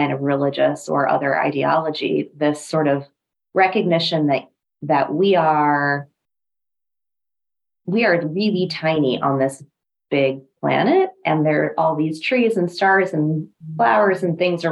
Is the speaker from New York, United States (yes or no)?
no; New Mexico, United States; now in DMV area, United States; We grew up in New Mexico